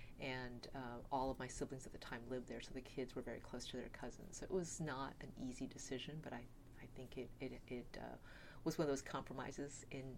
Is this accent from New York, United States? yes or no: no; El Paso, Texas, United States; moved away as an adult; also born or lived in San Antonio, Texas / Stanford, California; now in Davis, United States; I grew up in El Paso, Texas, which is always really surprising when people ask. My parents had immigrated there from southern China, and that's where I grew up.